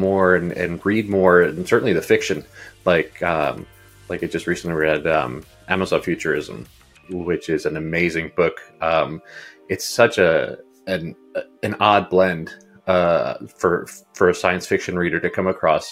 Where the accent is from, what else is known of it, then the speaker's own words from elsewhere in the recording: United States; growing up in the United States, I always considered myself, you know, obviously Uruguayan and Latin American